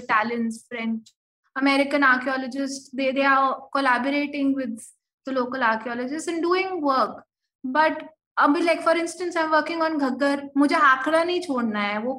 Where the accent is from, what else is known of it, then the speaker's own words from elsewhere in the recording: Delhi, India; मैं हम्म। दिल्ली से हूँ और मैं दरियागंज में रहती हूँ